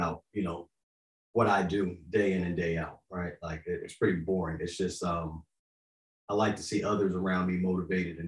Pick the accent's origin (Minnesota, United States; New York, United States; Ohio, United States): New York, United States; Yonkers; also born or lived in Florida; now in Tennessee, United States; I grew up in Yonkers. I'm a city boy living in the South.